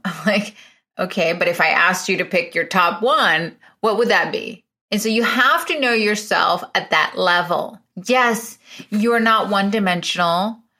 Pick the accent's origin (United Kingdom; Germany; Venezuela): Venezuela; moved away as an adult; also born or lived in Illinois, United States; now in United States; I'm originally from Venezuela. I was born in Venezuela.